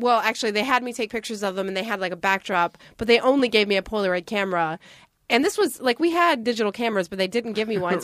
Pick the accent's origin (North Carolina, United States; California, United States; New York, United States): North Carolina, United States; I'm from North Carolina